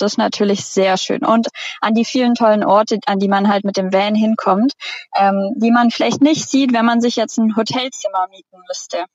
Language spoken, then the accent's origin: German; Friedrichshafen, Baden-Württemberg, Germany; moved away as an adult; now in Canada; bei uns in Friedrichshafen am Bodensee